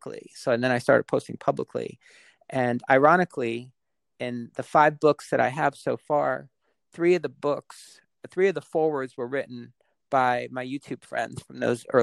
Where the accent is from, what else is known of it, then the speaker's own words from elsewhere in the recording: Westfield, New Jersey, United States; I grew up in Westfield, and we were just a train ride out of the city